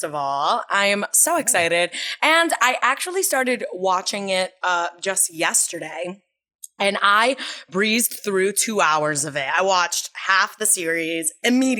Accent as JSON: {"language": "English", "town": "New York City", "region": "New York", "country": "United States", "tie": "born or raised there", "also_born_or_lived": "Astoria", "said": "I was actually born and raised in the Bronx of New York City"}